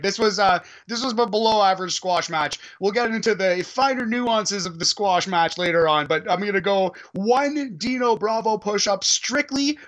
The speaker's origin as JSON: {"language": "English", "town": "Toronto", "region": "Ontario", "country": "Canada", "said": "I'm from Toronto, I'm Canadian"}